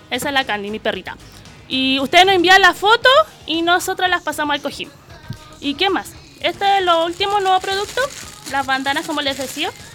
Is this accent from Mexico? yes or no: no; La Florida, Santiago Metropolitan Region, Chile; Soy de la Florida